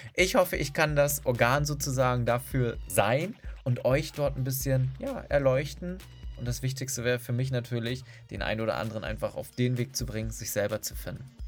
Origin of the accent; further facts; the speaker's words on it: Berlin, Germany; Ich bin aus Berlin